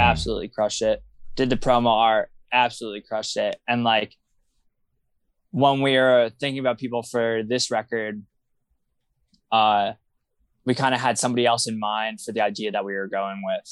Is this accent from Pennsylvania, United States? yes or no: yes; Wilkes-Barre, Pennsylvania, United States; growing up in Wilkes-Barre is just kind of, I feel like, a very unique experience